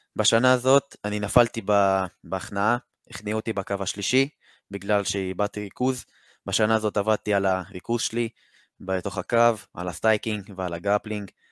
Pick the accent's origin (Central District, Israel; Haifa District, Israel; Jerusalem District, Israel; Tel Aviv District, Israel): Haifa District, Israel; Haifa; מחיפה, אני בן 17